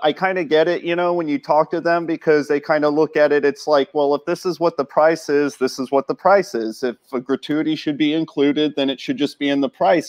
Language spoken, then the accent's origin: English; United States; moved away as an adult; also born or lived in Dutch island; now in Netherlands; I am from the States originally